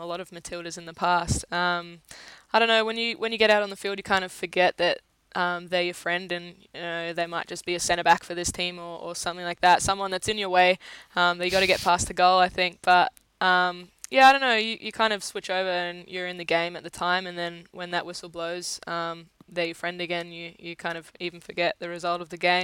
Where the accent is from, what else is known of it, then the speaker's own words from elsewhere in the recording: Australia; an Australian player